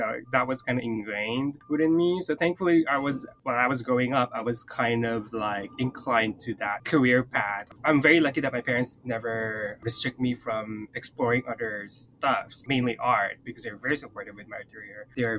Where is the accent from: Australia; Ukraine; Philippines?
Philippines; now in Hawaii, United States; I come from the Philippines. My background is Southeast Asian Pacific Islander. The family tale is that I have a Japanese side from my mother's side, but we don't really know. I moved to Hawaii in 2009, and I've been living here for 10 years.